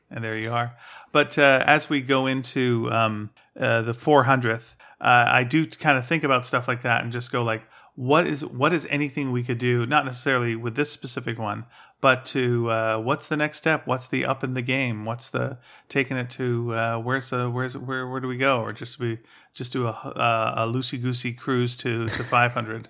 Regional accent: Canada; we have that Canadian shame

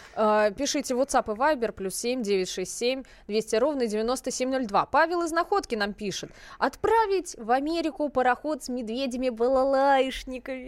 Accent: Russia; мы, вот, из России

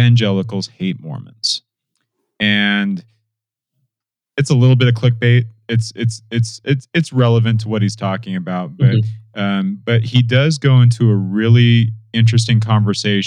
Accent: Southern California, United States; also born or lived in Michigan; now in Utah, United States; I grew up in Southern California and I was surrounded by Jehovah's Witnesses all the time

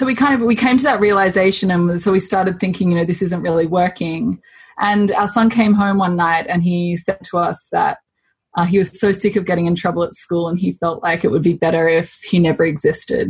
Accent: Australia; moved away as an adult; also born or lived in Zambia / Chile; now in Toronto, Canada; we're Australian. But we have lived quite a nomadic life since we've had children. So we left Australia when our eldest was 12 weeks old

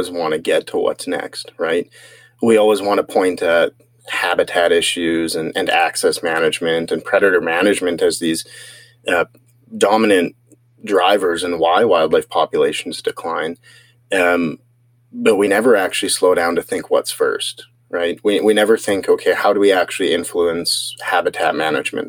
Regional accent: Salmon Arm, British Columbia, Canada; also born or lived in Barriere, British Columbia; I grew up mostly on reserve between my father's side and Siemkin and my mom's side. In Switzmalf, a reserve within Salmon Arm, and then, you know, went through high school in both Barrier and Salmon Arm

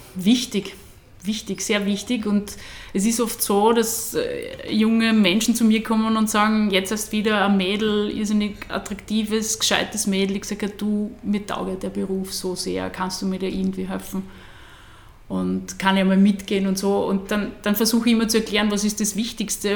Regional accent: Burgenland, Austria; also born or lived in Graz; meine Heimat

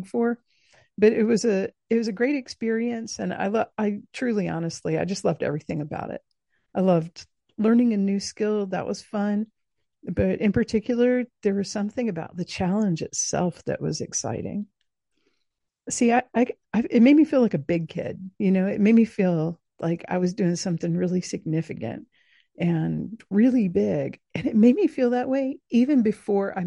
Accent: coast of South Georgia, United States; I grew up in the Deep South. I grew up on the coast of South Georgia

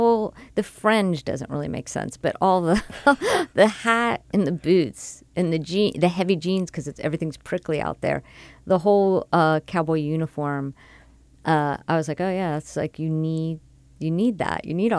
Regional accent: Miami, Florida, United States; I'm from Miami

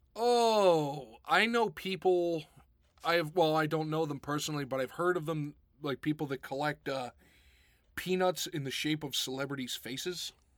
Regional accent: Pittsburgh, Pennsylvania, United States; now in Rochester, United States; back when I was growing up in Pittsburgh

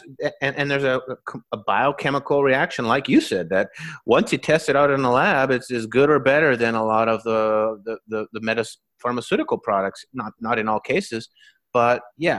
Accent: Canada; when I was growing up in Canada

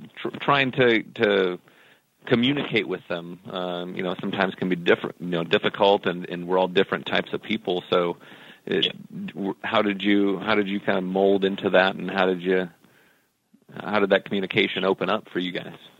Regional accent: Minneapolis, Minnesota, United States; I was born in Minneapolis, uh, St. Paul, a long, long time ago.

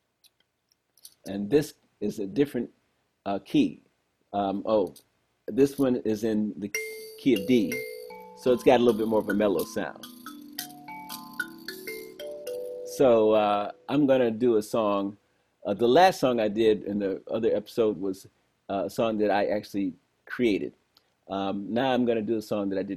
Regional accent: Detroit, Michigan, United States; I grew up in Detroit, one of the most musical places in the world

